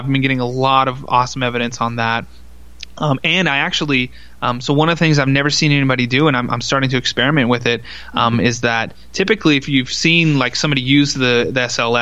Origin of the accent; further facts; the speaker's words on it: Texas, United States; I grew up in Texas